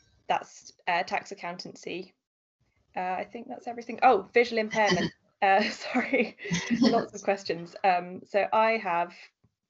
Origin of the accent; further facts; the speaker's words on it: Derby, East Midlands, United Kingdom; I'm from Derby. So that's in the Midlands.